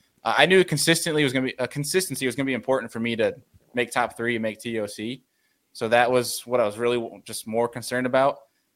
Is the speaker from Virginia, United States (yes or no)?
no; New York, United States; I'm the New Yorker fishing down south